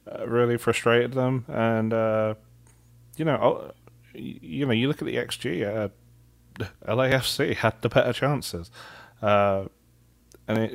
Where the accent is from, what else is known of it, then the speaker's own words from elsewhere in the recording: United States; as an American.